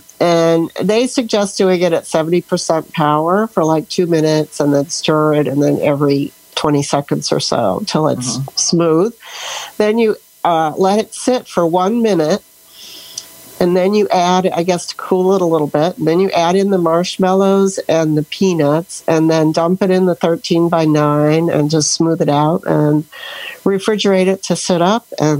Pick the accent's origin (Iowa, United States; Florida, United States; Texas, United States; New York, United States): Florida, United States; Sebring; Oh, I'm from Florida, Sebring, Florida, where it's finally cooling off a little bit.